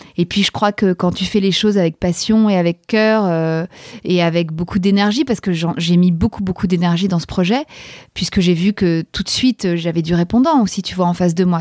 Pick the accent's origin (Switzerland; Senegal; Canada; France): France; Paris, Île-de-France; je suis parisienne, j'ai 41 ans